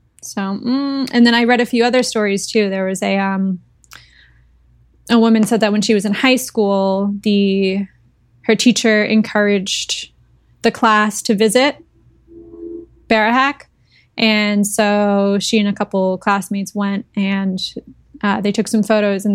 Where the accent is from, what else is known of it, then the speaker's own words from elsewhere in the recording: Massachusetts, United States; I grew up in Massachusetts